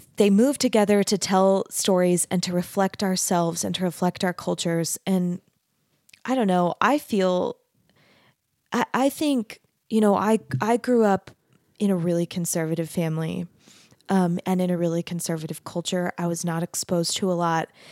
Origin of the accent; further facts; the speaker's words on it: Arizona, United States; I grew up in Arizona